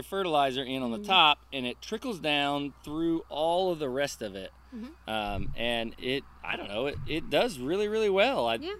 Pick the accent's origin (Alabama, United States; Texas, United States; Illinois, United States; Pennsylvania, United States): Alabama, United States; Montgomery; born there; also born or lived in Florida; My dad was in the military, and so we moved around, but it was mostly in the South. I was born in Alabama.